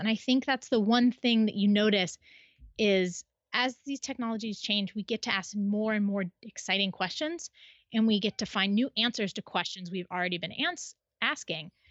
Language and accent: English; Midwest, United States; now in Western United States; I grew up in the Midwest